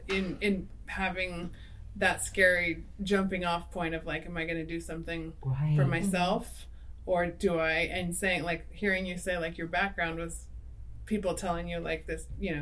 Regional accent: Fresno, California, United States; I grew up in Fresno

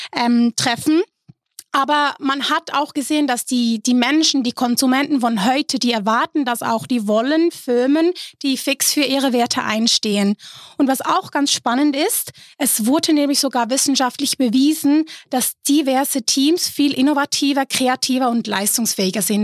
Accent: Switzerland; bei uns in der Schweiz

